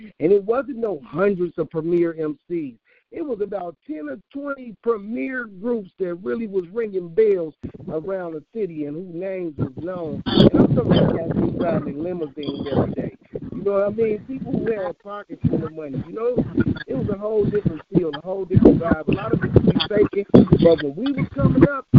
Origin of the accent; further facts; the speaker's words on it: Chicago, Illinois, United States; I'm from 51st and Racine. I'm from Gangbang Central USA.